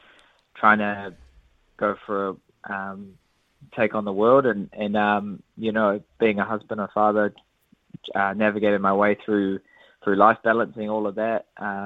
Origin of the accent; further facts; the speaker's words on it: New Zealand; Yeah, it's something that I've had to kind of deal with, especially being Māori.